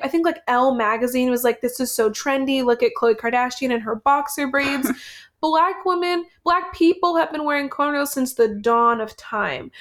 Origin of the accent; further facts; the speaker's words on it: United States; I was born in America and an American citizen